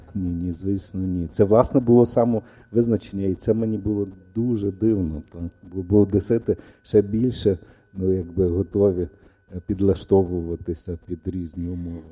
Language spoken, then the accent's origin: Ukrainian; Ivano-Frankivsk, Ivano-Frankivsk Oblast, Ukraine; also born or lived in Odesa; я народився в Одесі, хоча я виріс в Франківську, я народився в Одесі.